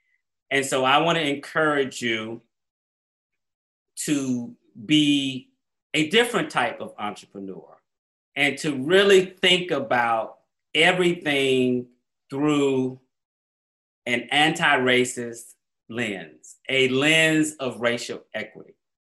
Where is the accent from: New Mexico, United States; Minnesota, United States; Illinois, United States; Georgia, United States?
Georgia, United States; Atlanta; I grew up in Black Atlanta. Everything I saw that was inspiration to me growing up in Atlanta was Black.